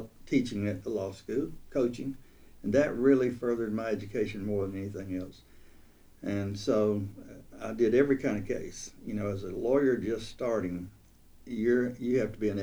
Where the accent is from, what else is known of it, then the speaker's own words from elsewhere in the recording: Russellville, Alabama, United States; also born or lived in Colbert County, Alabama / Fort Lauderdale, Florida; now in Tuscaloosa, United States; I grew up in Russellville, Alabama